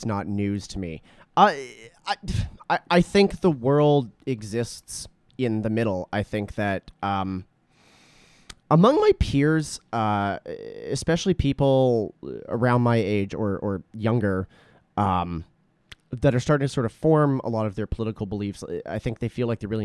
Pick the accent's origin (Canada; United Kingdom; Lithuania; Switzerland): Canada; Alberta; I'm from Alberta